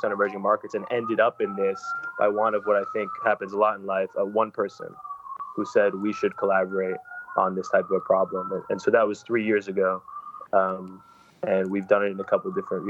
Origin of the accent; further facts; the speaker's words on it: New York, United States; also born or lived in San Francisco / Los Angeles; I'm from New York originally. And I grew up here in the city, and I feel a little bit and a lot of it defined by the city